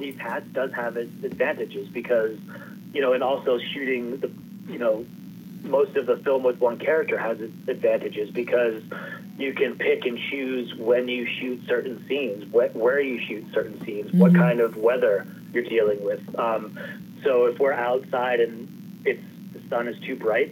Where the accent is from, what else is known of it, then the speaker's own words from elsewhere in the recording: Maine, United States; I grew up in Maine